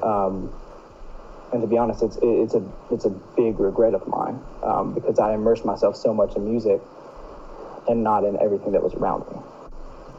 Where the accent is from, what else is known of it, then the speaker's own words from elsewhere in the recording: North Carolina, United States; I'm 19 from North Carolina